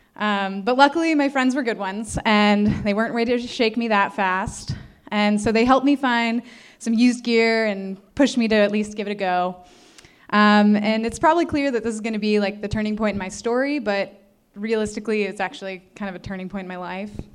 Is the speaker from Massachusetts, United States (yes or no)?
no; Northeastern Ohio, United States; I was born and raised in Northeastern Ohio